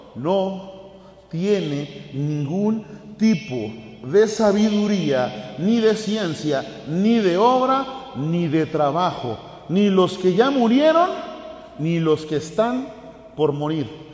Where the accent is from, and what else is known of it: Mexico